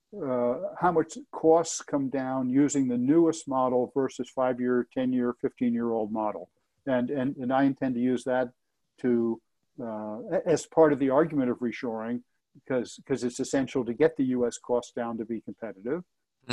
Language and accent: English; Elizabeth, New Jersey, United States; I grew up in Elizabeth, New Jersey, right across the river mm-hmm. from New York City